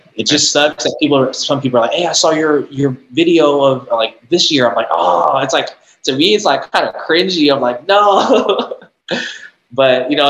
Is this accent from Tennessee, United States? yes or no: no; San Jose, California, United States; also born or lived in East Bay (Fremont, Hayward, Newark), California; I was born and raised in San Jose.